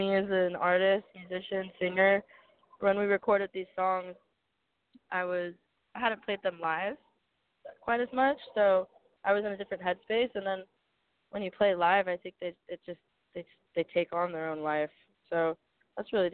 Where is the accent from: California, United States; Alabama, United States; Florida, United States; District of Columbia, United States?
California, United States; Manhattan Beach; I grew up in Manhattan Beach